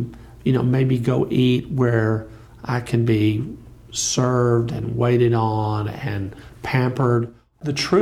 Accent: Wichita Falls, Texas, United States; I was living at home in my hometown of Wichita Falls, Texas

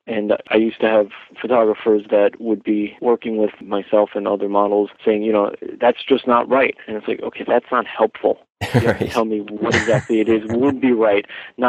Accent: New York, United States; also born or lived in Los Angeles, California; I'm born and raised in New York

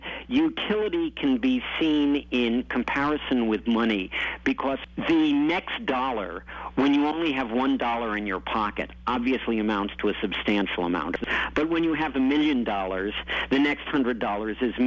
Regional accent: United States; I'm an American

